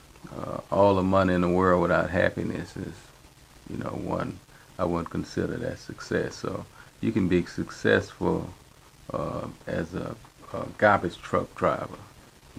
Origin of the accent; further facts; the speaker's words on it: Houston, Texas, United States; I'm from Houston, Texas, Fifth Ward, a place that's known as the Bloody Nickel